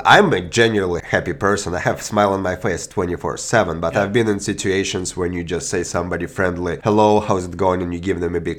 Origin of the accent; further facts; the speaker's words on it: Belarus; moved away; I'm from Belarus